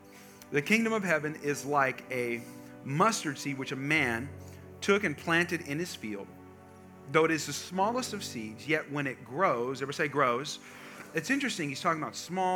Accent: California, United States; I grew up in California, and I grew up part of my life on a farm

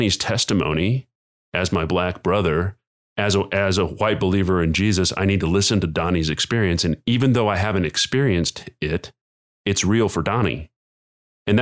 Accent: United States; as an American citizen

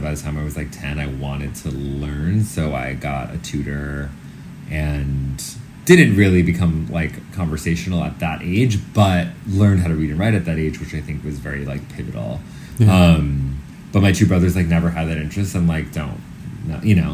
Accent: New York City, New York, United States; I grew up uptown in Manhattan

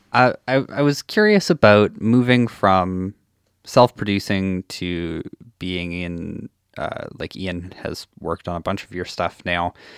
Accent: Saskatchewan, Canada; now in Edmonton, Canada; I grew up in Saskatchewan and then came to Edmonton

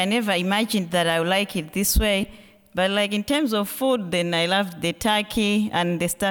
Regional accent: Malawi; moved away; I'm from Malawi as well.

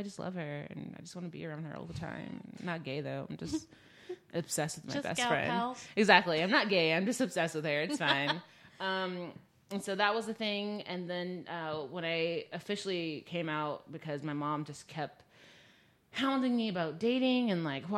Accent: the South, United States; growing up in the South

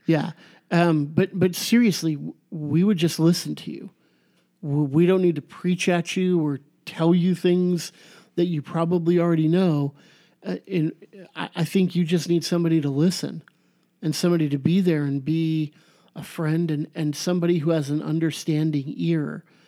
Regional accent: Garden Grove, California, United States; where I grew up in Garden Grove

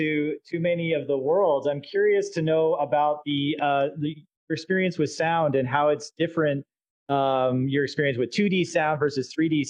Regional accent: Canada; being Canadian myself

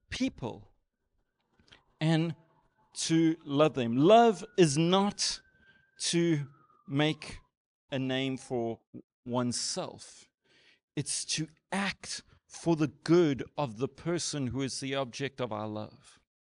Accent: South Africa; as a South African

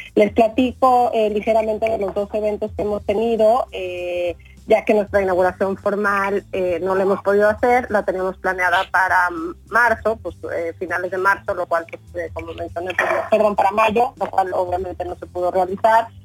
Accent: Mexico; moved away as an adult; now in Washington, United States; como mexicanos egresados de la Ibero

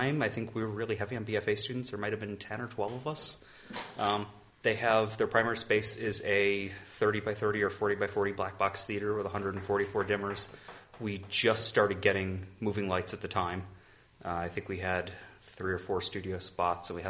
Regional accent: Connecticut, United States; I grew up in Connecticut.

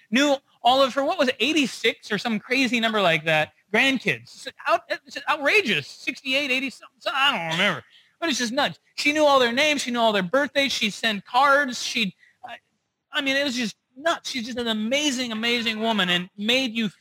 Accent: Rochester, United States; also born or lived in North Dakota; I grew up primarily in Rochester. And every year when I was a kid, we would make trips back to the Midwest because I was actually born in North Dakota.

